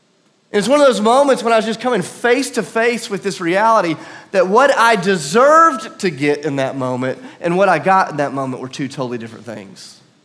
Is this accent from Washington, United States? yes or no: no; South Carolina, United States; also born or lived in Tennessee; My family, I'm from South Carolina, but for a few years we lived in a small kind of hick town in southern, kind of middle Tennessee, not too far from here.